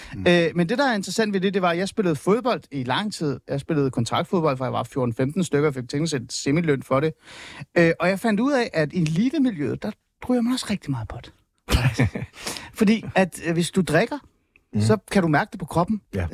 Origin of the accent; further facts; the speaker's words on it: Hornbæk, Capital Region of Denmark, Denmark; jeg voksede op i Nordsjælland, jeg voksede op i Hornbæk